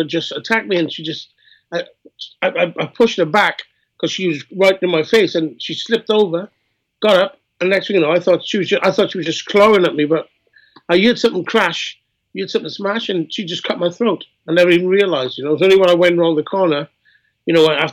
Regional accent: Wales, United Kingdom; I'm Welsh as well

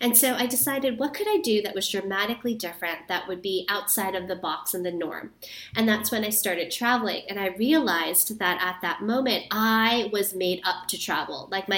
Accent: New York City, New York, United States; also born or lived in Guatemala / Thailand; So I'm actually born and raised

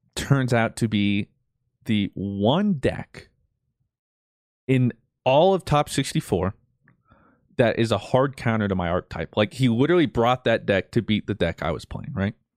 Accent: Colorado, United States; I'm this nobody from Colorado

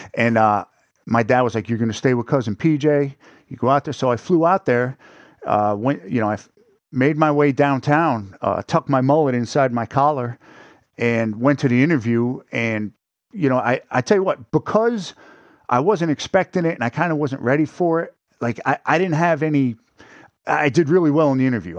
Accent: north of New York City, United States; moved away; also born or lived in Pennsylvania; I'm actually from, uh, right north of the city, upstate.

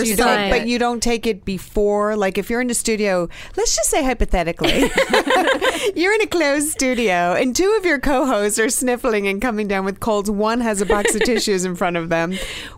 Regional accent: New York City, New York, United States; I grew up in New York City, as you all know

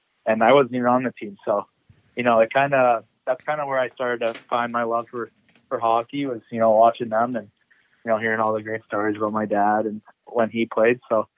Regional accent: St. Louis, Missouri, United States; born there; I was born in St. Louis, Missouri, and then I moved.

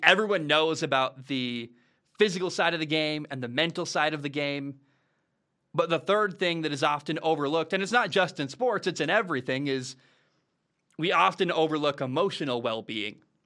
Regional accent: United States; That's my home country

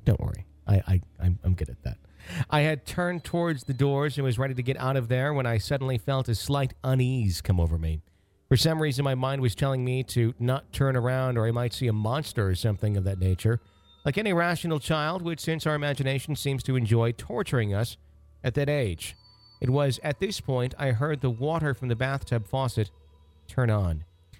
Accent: Louisville, Kentucky, United States; both my mother and I experienced while growing up in Louisville, Kentucky.

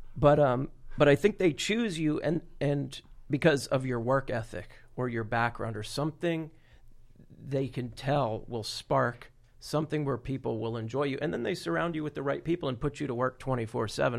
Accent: Florida, United States; I'm from Florida

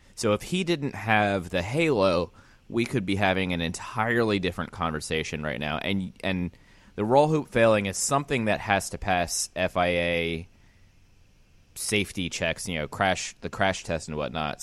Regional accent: Pennsylvania, United States; moved away; I've been banned from my home state

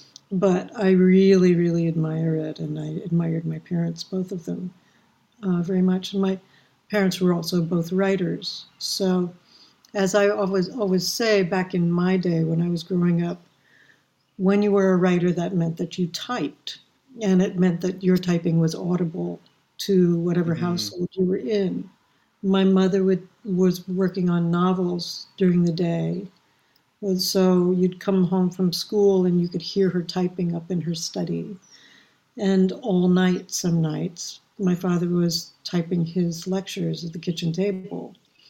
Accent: Palo Alto, California, United States; also born or lived in Chevy Chase, Maryland; I'm an academic brat. I grew up on college campuses all over America, but mostly I grew up in Stanford. My father was teaching at Stanford in Palo Alto, California, and then we moved to D.C., we were in Chevy Chase, Maryland.

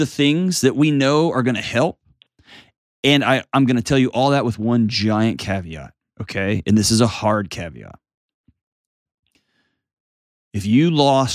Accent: Texas, United States; I grew up in Texas

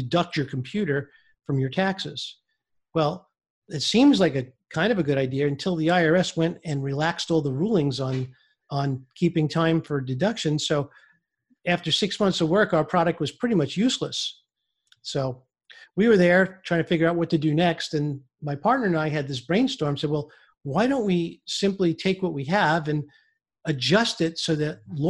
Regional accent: New York City, New York, United States; I grew up in Brooklyn, New York

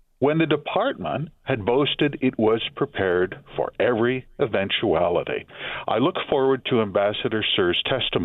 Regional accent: Canada; I'm Canadian

